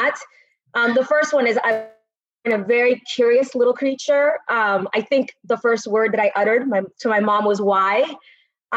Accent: Caracas, Capital District, Venezuela; So I was born in Caracas, Venezuela

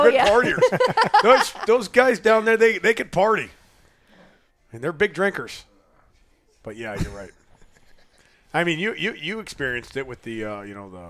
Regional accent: Chicago, Illinois, United States; we're from Chicago.

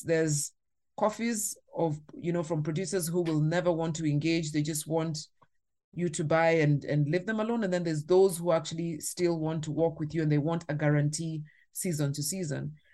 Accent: Kenya; as a Kenyan, as a Maasai woman who, in my community, we drink milk and blood as well

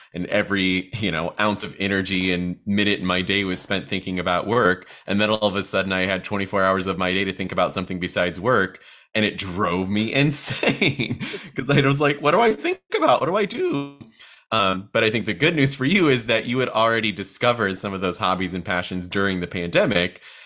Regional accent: Midwest, United States; as a fellow midwesterner

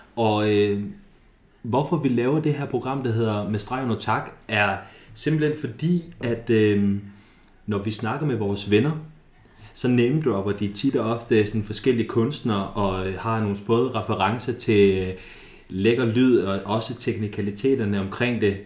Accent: Thy, North Denmark Region, Denmark; vi kommer fra Thy

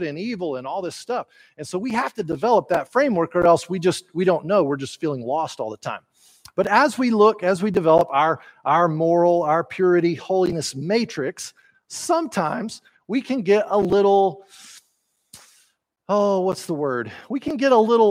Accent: Texas, United States; not everyone uses polite manners like we do down here

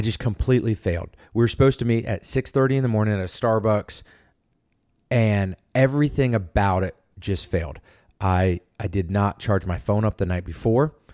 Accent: Norfolk, Virginia, United States; moved away as an adult; also born or lived in Atlanta, Georgia; I'm from Norfolk, Virginia

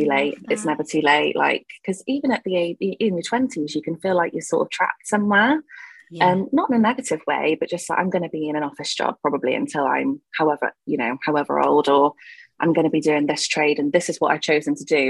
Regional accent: Gloucestershire, South West England, United Kingdom; I am from Gloucestershire.

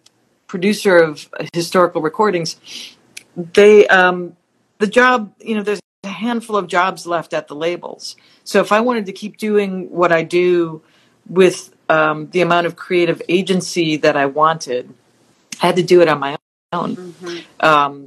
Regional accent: Wisconsin, United States; moved away as an adult; also born or lived in Hollywood; I'm from Wisconsin

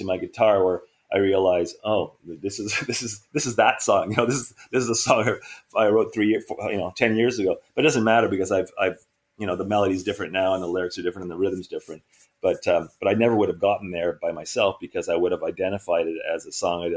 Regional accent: Montreal, Quebec, Canada; we grew up together in Montreal in early 70s

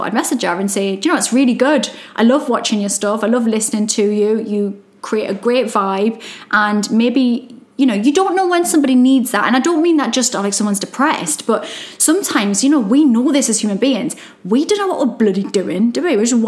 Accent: Newcastle upon Tyne, North East England, United Kingdom; accent: Geordie; I'm Geordie

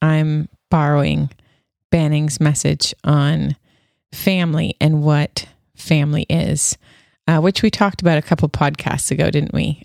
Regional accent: Canada; moved away; I'm still Canadian

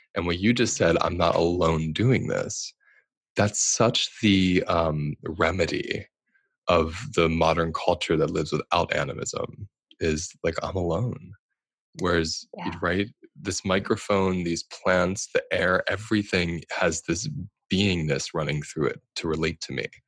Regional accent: United States; I'm speaking as an American.

